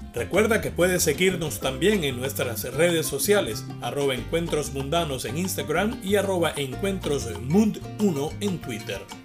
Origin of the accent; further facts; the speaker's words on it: Venezuela; nosotros como venezolanos